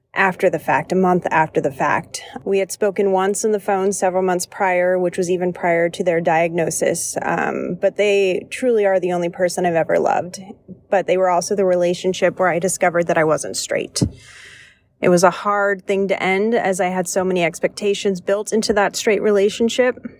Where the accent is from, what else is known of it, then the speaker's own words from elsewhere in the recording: Washington, United States; moved away as an adult; also born or lived in the South; I left, left my home state up in Washington and moved down to the South